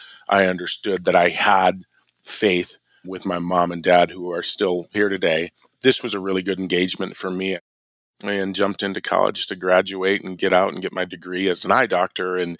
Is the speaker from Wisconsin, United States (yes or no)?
yes; Milwaukee, Wisconsin, United States; Well, I grew up in the suburbs of Milwaukee, so I'm a northerner, but I was born in Milwaukee